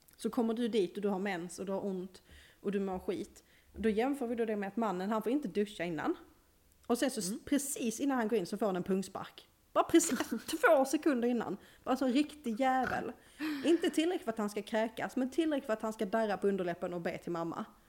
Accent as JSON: {"language": "Swedish", "town": "Malmö", "region": "Skåne", "country": "Sweden", "accent": "Skånska", "moved": "yes", "lives_now": "Norrland, Sweden"}